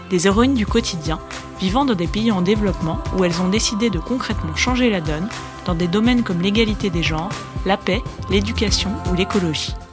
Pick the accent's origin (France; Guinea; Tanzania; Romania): Tanzania; en grandissant dans un pays comme la Tanzanie